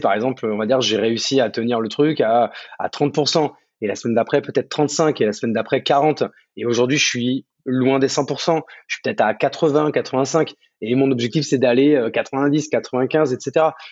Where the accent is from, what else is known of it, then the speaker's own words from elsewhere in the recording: Champagne-Ardenne, Grand Est, France; moved away as an adult; also born or lived in Paris; now in Bordeaux, France; De base, moi, je suis né à Paris, mais j'ai vécu euh, mon adolescence jusqu'au bac en Champagne-Ardenne, à la campagne. Donc moi, je suis plutôt un, enfant de la campagne